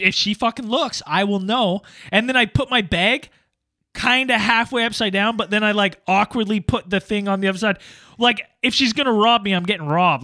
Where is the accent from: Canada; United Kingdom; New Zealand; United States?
Canada; I'm Canadian.